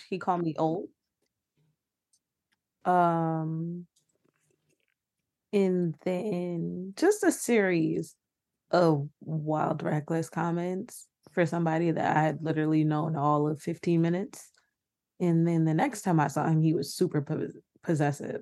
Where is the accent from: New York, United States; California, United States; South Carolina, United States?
New York, United States; I'm from New York